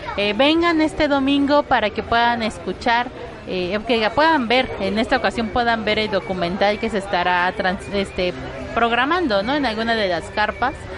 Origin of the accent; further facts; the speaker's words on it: Mexico City, Mexico; nací siendo un albur en la Ciudad de México